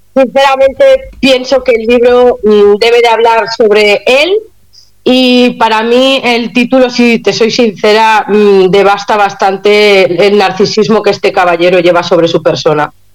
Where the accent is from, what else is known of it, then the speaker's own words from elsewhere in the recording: Catalonia, Spain; soy catalana